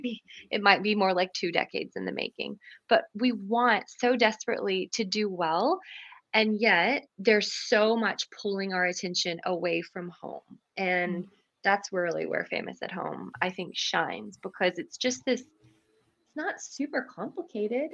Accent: Canada; moved away as an adult; now in Franklin, United States; I'm Canadian originally

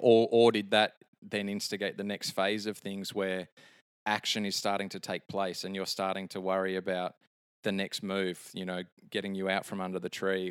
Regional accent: Sydney, New South Wales, Australia; moved away; my hometown of Sydney

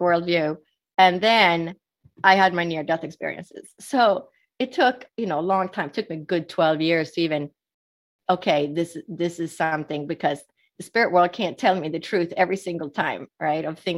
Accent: Sweden; moved away; I was born and raised in Sweden, which is Northern Europe

